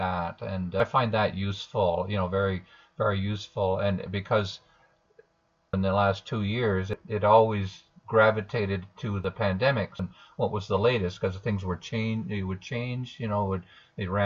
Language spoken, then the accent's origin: English; Southern Ontario, Canada; now in Alberta, Canada; I grew up in Southern Ontario